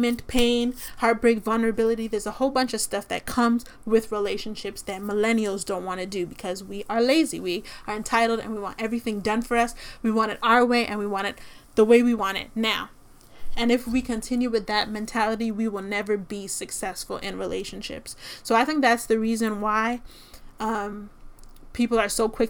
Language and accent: English; Toronto, Ontario, Canada; I'm from Toronto